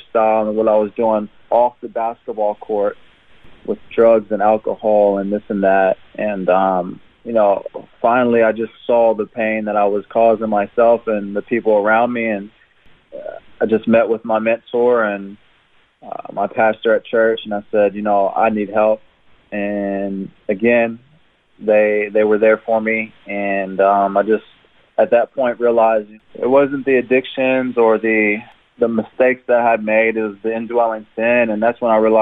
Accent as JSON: {"language": "English", "town": "Jeffersonville", "region": "Indiana", "country": "United States", "tie": "born or raised there", "moved": "as an adult", "lives_now": "Brisbane, Australia", "said": "I was born and raised in Jeffersonville, Indiana. It's in southern Indiana, just across the river from Louisville, Kentucky."}